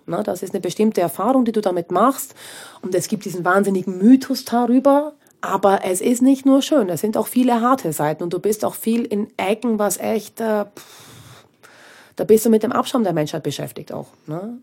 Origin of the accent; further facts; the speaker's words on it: Austria; moved away; ich bin aus Österreich weg